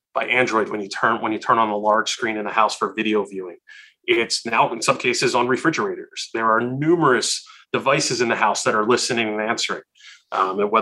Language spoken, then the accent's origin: English; Philadelphia, Pennsylvania, United States; growing up in Philadelphia at the time